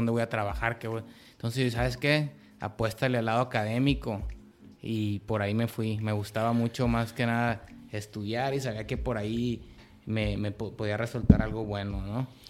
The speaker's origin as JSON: {"language": "Spanish", "town": "Culiacán", "region": "Sinaloa", "country": "Mexico", "tie": "born or raised there", "moved": "as an adult", "said": "soy un morro de Culiacán, tengo 30 años, este, viví en, en, en, toda mi infancia en una, en una privada en Culiacán"}